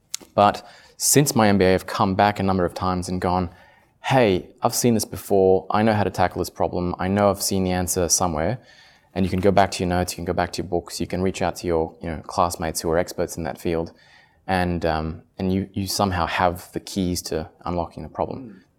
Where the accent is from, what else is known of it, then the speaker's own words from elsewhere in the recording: Paris, Île-de-France, France; English is a second language; also born or lived in Australia; I'm half Italian, half Australian, but I grew up in France. Spent 18 years in Paris and then did my undergrad in Australia.